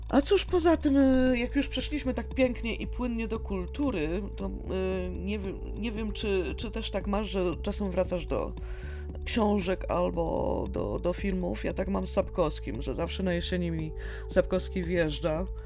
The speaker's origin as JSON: {"language": "Polish", "country": "Poland", "tie": "born or raised there", "said": "Jesteśmy, jesteśmy w Polsce i wychowaliśmy się na Janku, na Janku muzykancie"}